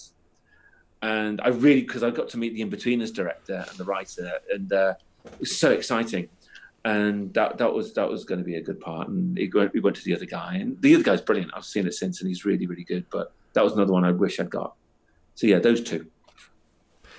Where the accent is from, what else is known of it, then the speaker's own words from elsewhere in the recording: Chester, North West England, United Kingdom; also born or lived in Worcester; now in Liverpool, United Kingdom; I'm from the northwest, so my family are just down the road in Chester.